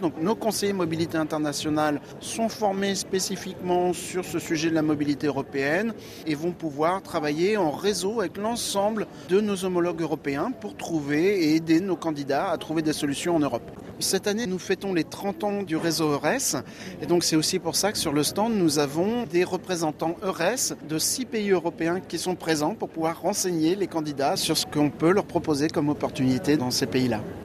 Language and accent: French; France; je suis français.